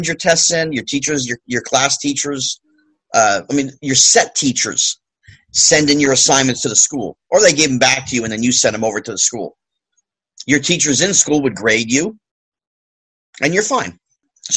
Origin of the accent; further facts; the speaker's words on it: New Jersey, United States; I went to my local high school with my friends that I grew up with in New Jersey